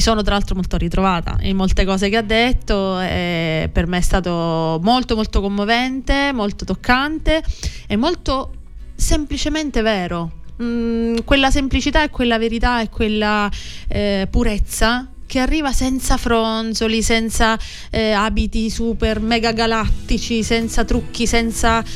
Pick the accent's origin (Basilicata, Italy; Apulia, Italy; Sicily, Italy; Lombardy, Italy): Sicily, Italy; Palazzolo Acreide; moved away as an adult; now in Rome, Italy; Sono mm, palazzolese, appunto vengo da Palazzola Creide in provincia di Siracusa